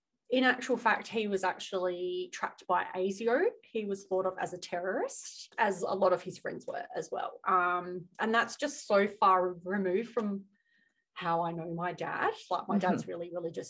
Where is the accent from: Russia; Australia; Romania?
Australia; accent: Australian; I was born in Australia